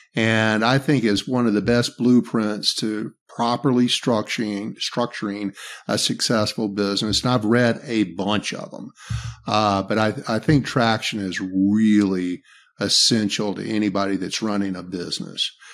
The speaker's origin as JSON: {"language": "English", "area": "the South", "region": "Southern United States", "country": "United States", "accent": "Southern", "said": "my Southern accent"}